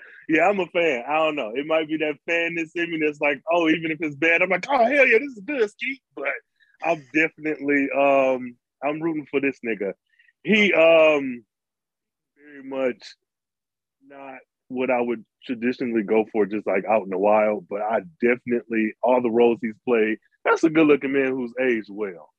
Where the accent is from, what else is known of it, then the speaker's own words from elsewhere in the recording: United States; being American